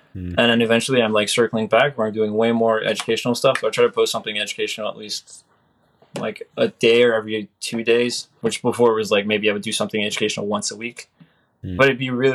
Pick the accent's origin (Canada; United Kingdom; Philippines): Canada; I'm Canadian